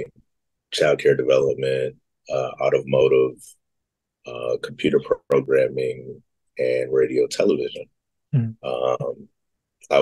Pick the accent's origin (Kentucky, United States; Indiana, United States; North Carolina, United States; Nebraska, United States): Indiana, United States; Gary; also born or lived in Schaumburg, Illinois / Mississippi / Dallas; from third grade to graduation, I was in Northwest Indiana